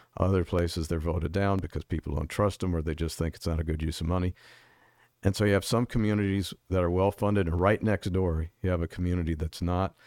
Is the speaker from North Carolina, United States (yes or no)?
no; White Plains, New York, United States; also born or lived in Bronx, New York; now in Arizona, United States; I was born in the Bronx, and I grew up in White Plains.